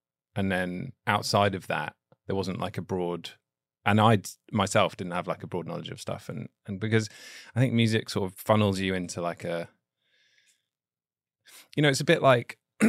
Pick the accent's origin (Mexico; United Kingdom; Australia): United Kingdom; England; now in United States; I'm from England